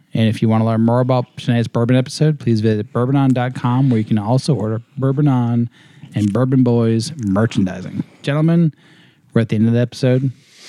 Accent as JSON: {"language": "English", "region": "Massachusetts", "country": "United States", "tie": "born or raised there", "moved": "as an adult", "lives_now": "North Carolina, United States", "said": "So as an homage to my birthplace, you know, born and raised in Massachusetts up until 4 years ago, I think next week."}